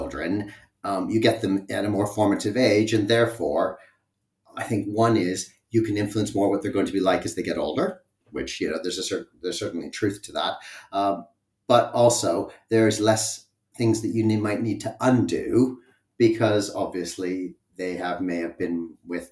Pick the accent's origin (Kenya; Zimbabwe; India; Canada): Canada; moved away as an adult; now in United Kingdom; So I have come from Canada, and my partner and I met there and then moved to the UK in 2004.